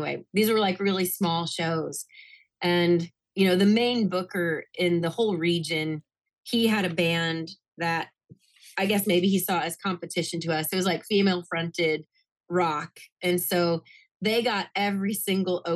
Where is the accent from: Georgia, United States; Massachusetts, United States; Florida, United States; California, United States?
Florida, United States; Tampa; moved away as an adult; growing up in Florida, I grew up listening to lots of we had like three really good oldie stations when I was a kid